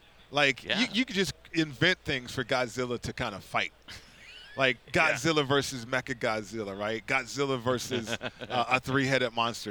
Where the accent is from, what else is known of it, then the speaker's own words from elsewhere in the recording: Las Vegas, Nevada, United States; I'm from Vegas too